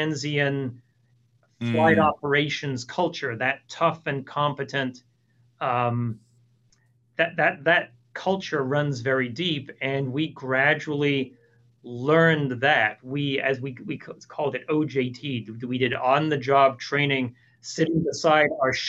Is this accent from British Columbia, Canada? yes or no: no; Toronto, Ontario, Canada; moved away as an adult; now in Houston, United States; I grew up in Toronto, although I currently live in Houston.